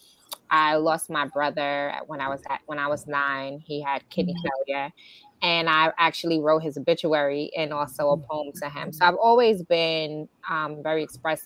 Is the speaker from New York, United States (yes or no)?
yes; New York City, New York, United States; I was born and raised in New York City.